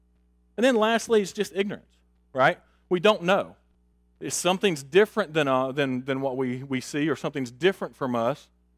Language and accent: English; Augusta, Georgia, United States; I talked about my personal experience last week of growing up in Augusta on the street that we grew up on.